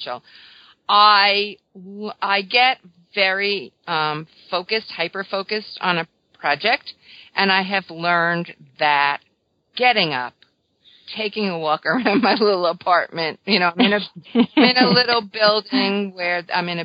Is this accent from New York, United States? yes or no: yes; New York, United States; I'm a New Yorker